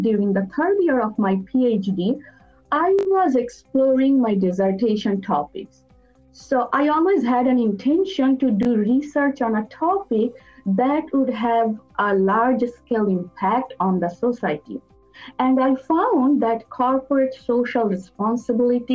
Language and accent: English; Bangladesh; moved away as an adult; also born or lived in Dhaka, Bangladesh; now in United States; I'm originally from Bangladesh.